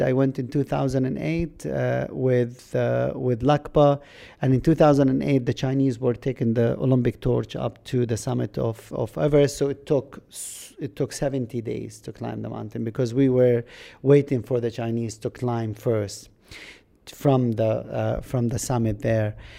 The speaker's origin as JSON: {"language": "English", "country": "Jordan", "also_born_or_lived": "Kuwait / Scotland", "first_language": "Arabic", "second_language": "English", "moved": "as an adult", "said": "I came out from Jordan, I went to Britain"}